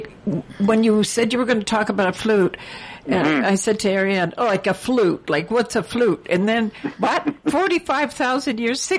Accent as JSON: {"language": "English", "town": "Toronto", "region": "Ontario", "country": "Canada", "tie": "born or raised there", "said": "I grew up on Scarborough Bluffs, on the Bluffs"}